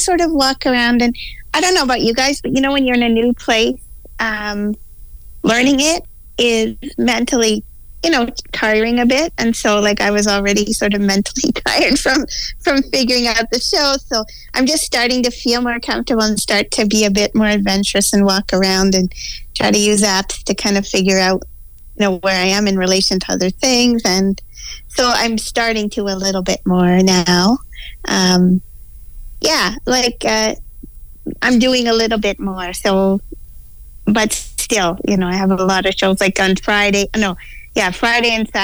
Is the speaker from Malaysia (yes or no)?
no; Ontario, Canada; So, yes, that's why I'm here in Alberta, but I am actually from Ontario